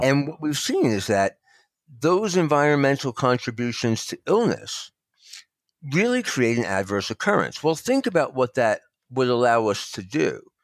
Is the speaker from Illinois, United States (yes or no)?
no; New Jersey, United States; also born or lived in Northern Nevada; now in Nevada, United States; I'm from New Jersey originally